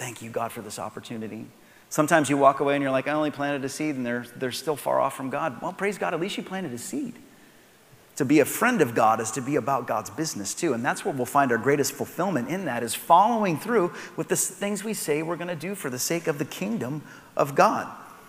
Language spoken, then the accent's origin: English; Soapstone, United States; where I grew up outside of Palmer was a place called Soapstone